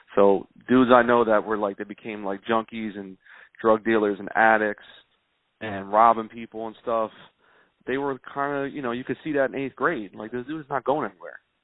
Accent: Philadelphia, Pennsylvania, United States; I'm from South Philly and in South Philly when I was growing up in the late 80s early 90s

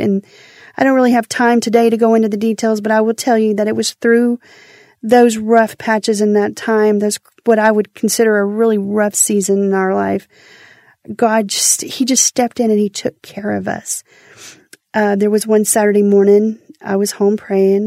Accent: Houston, Texas, United States; I'm from Houston

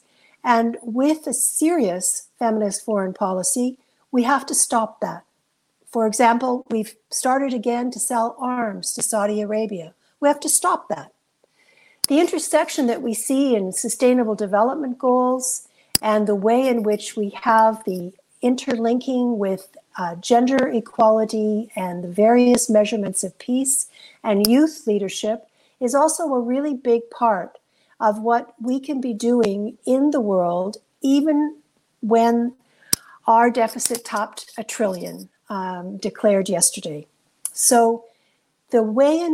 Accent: Canada; as a Canadian

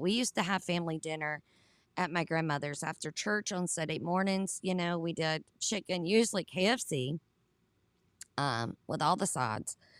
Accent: Southern United States, United States; accent: Southern; my Southern accent

